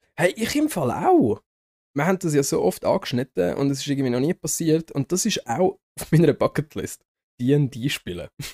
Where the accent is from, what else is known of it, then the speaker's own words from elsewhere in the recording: Zurich, Switzerland; ich bin Zürcher